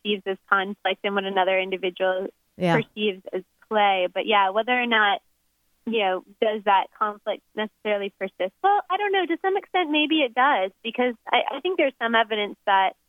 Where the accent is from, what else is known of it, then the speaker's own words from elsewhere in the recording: Florida, United States; moved away as an adult; now in Oregon, United States; Originally, I'm from Florida.